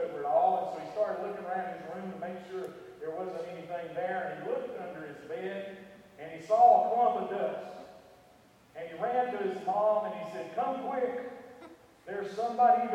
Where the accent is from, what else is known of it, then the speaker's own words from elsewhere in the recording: Western North Carolina, United States; I grew up in Western North Carolina